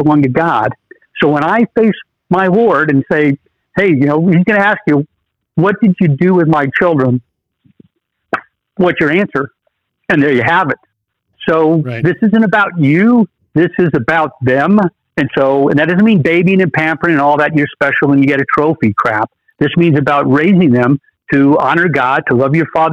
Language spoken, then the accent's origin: English; United States; born an American